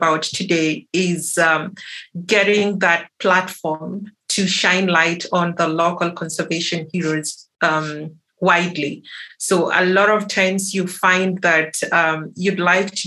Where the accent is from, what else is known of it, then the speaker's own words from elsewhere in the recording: Kenya; I'm coming from Kenya